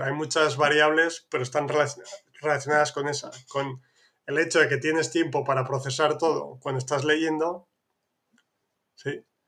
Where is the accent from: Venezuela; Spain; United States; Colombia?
Spain; northern Spain; de donde soy yo, que es más al norte de España